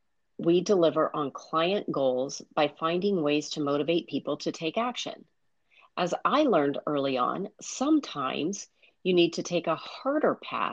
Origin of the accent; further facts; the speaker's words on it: Midwest, United States; I grew up in the Midwest. I was the oldest of four children.